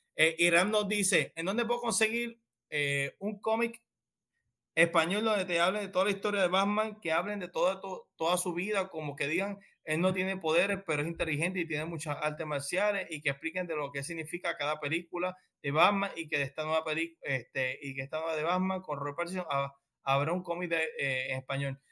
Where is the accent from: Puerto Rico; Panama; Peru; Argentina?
Puerto Rico; somos de Puerto Rico